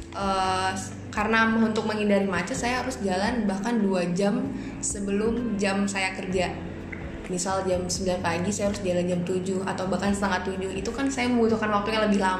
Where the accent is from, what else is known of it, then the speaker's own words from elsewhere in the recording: Jakarta, Indonesia; menurut saya sebagai orang Jakarta yang udah 20 mau 24 tahun tinggal di Jakarta